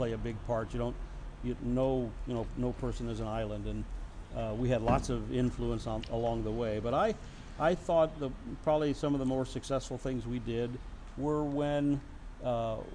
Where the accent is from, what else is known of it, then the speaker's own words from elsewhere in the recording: Nebraska, United States; also born or lived in Atlanta, Georgia; now in Oregon, United States; I'm from Nebraska